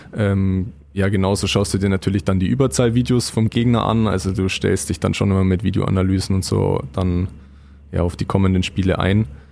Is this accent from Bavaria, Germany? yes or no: yes; Füssen, Bavaria, Germany; now in Weiden, Germany; nahe meiner Heimat Füssen